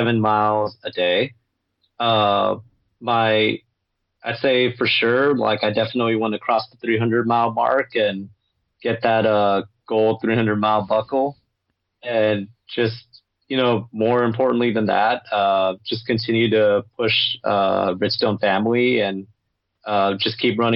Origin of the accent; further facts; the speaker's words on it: Los Angeles, California, United States; I grew up in Los Angeles myself